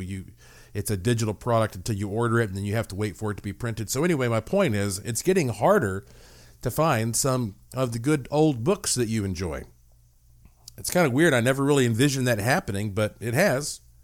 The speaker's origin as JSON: {"language": "English", "town": "Asheville", "region": "North Carolina", "country": "United States", "tie": "born or raised there", "said": "I was born in Asheville, North Carolina. And my family, you know, it's, that's the heart of the Blue Ridge Mountains"}